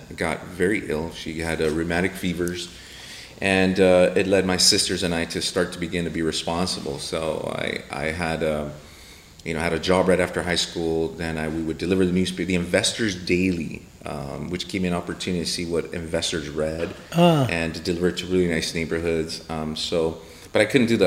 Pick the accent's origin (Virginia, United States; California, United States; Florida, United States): California, United States; Los Angeles; also born or lived in Lincoln Heights, Los Angeles; I grew up South Central East LA, different places